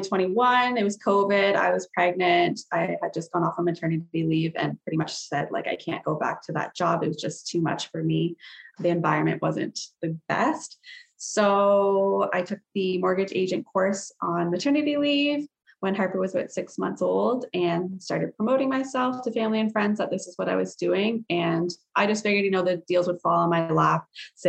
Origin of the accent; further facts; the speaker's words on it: Sarnia, Ontario, Canada; I was born and raised in Sarnia, Ontario. Still live